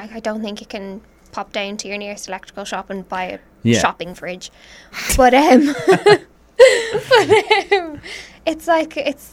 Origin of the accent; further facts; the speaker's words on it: Ireland; We're Irish.